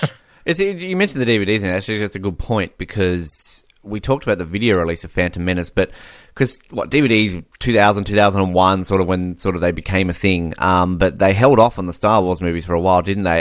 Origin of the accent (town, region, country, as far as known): Australia